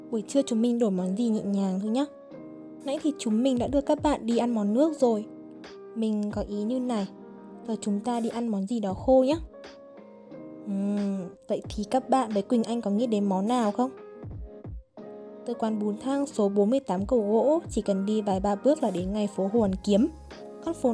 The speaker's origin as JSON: {"language": "Vietnamese", "region": "Hanoi", "country": "Vietnam", "said": "Mặc dù mình là người Hà Nội nhưng mà mình đã bị chặt chém ở chính con phố nộm này đây."}